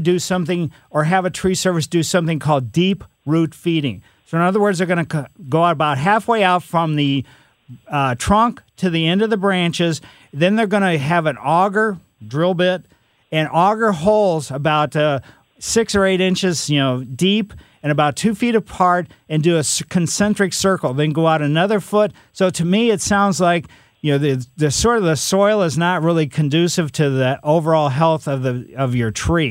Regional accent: United States; I grew up in West County

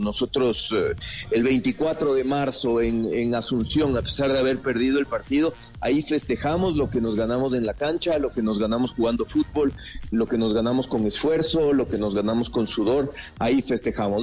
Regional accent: Ecuador

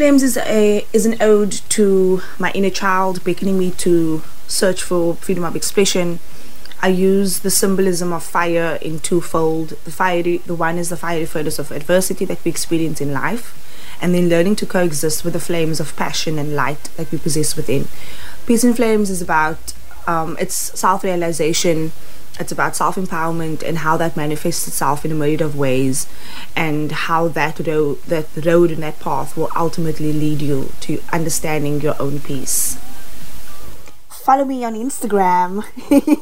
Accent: Cape Town, Western Cape, South Africa; I've got roots in the Eastern Cape and Gauteng, but I'm a mother city girl at heart. I'm from Cape Town.

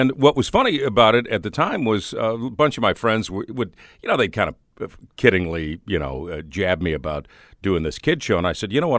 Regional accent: Highland Park, Illinois, United States; moved away as an adult; also born or lived in Evanston, Illinois / New Mexico; now in Saint Louis, United States; I grew up in the Chicagoland area

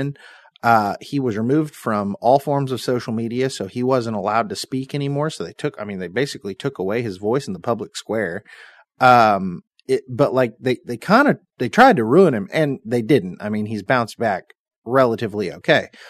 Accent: United States; as an American citizen

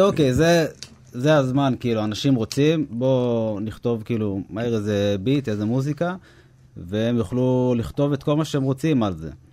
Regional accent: Hod HaSharon, Central District, Israel; אנחנו גרים באותה, גרנו באותה שכונה, גדלנו ביחד

